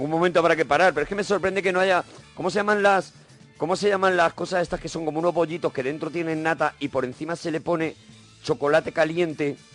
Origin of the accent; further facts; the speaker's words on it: Marbella, Andalusia, Spain; de Marbella, de la provincia de Málaga.